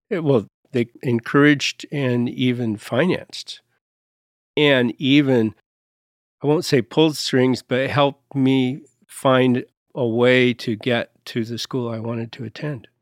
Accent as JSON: {"language": "English", "country": "United States", "also_born_or_lived": "Montpellier, France", "said": "As an American"}